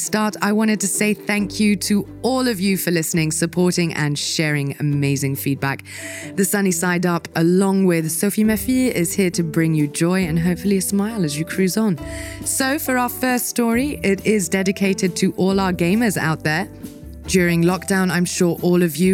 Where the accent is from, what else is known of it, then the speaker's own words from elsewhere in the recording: Dubai, United Arab Emirates; moved away; I was born and raised in Dubai